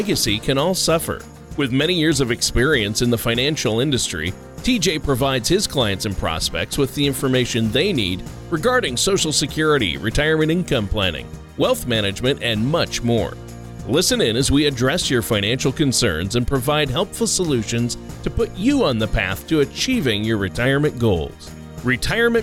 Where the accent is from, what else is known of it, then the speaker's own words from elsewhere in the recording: Minnesota, United States; Up in my home state of Minnesota, it's definitely cold up there